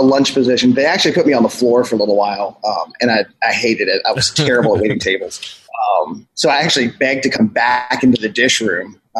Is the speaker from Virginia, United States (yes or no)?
yes; Pulaski County, Southwestern Virginia, United States; I grew up in Southwestern Virginia, a really super rural town. I'm in my mid 40s. So I grew up in Pulaski County in the 70s and early 80s